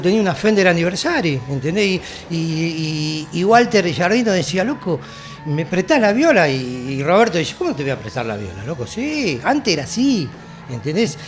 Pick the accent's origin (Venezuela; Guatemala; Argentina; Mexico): Argentina; en Argentina nos quedamos